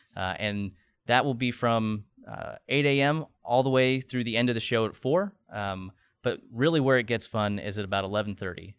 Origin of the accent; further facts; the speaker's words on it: Nebraska, United States; moved away as an adult; also born or lived in Pensacola / Oklahoma / Dover, Delaware; now in Tampa Bay, United States; I'm born and raised in Nebraska